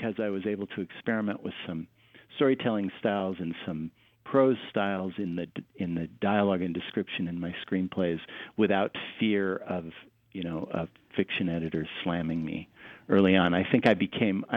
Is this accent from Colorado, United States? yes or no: yes; Denver, Colorado, United States; now in Southern California, United States; I grew up in Denver and we had real seasons